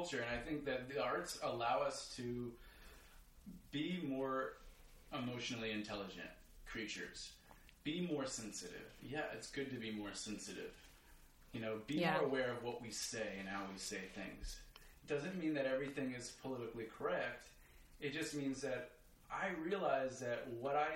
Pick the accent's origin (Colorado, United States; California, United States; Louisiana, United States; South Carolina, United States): Louisiana, United States; Baton Rouge; I grew up in Baton Rouge, Louisiana